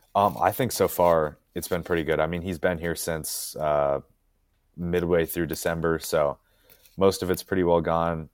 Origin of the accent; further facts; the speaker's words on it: Montana, United States; moved away as an adult; now in Auburn, United States; I'm originally from Montana